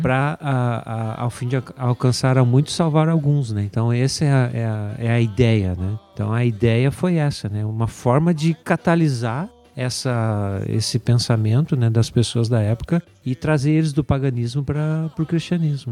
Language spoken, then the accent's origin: Portuguese; Brazil; moved away; nós viemos do Brasil